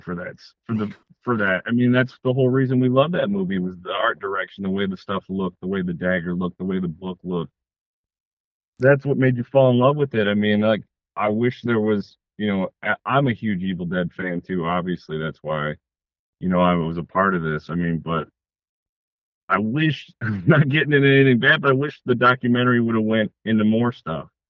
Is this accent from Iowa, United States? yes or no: no; Detroit, Michigan, United States; I'm from Detroit, Michigan, and uh, I make films.